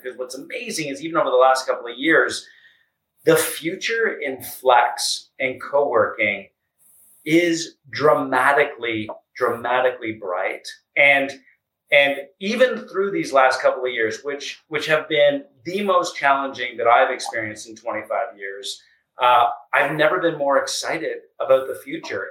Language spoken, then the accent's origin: English; Canada; moved away as an adult; also born or lived in United States; the other half has been back in Canada, which I was born, raised, went to school, and started my career